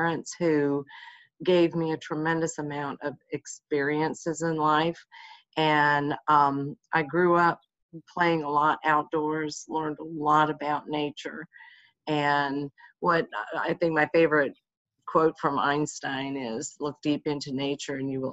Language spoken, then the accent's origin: English; United States; I grew up outside of Washington, D.C.